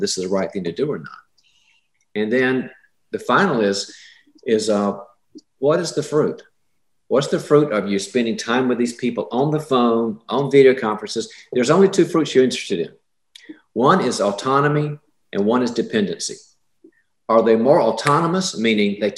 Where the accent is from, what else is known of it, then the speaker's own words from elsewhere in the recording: the South, United States; I'm from the South